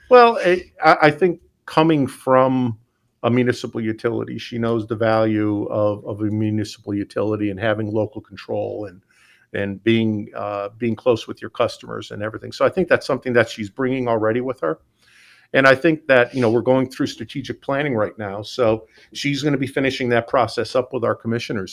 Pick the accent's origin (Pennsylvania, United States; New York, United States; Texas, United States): Pennsylvania, United States; Scranton; moved away; I'm from Scranton, Pennsylvania